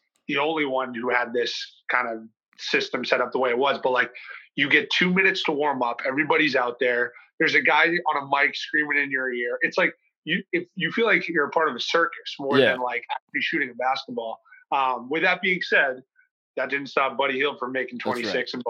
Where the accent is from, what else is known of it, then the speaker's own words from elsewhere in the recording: Northeast, United States; moved away as an adult; also born or lived in Midwest; now in Miami, United States; growing up in the Northeast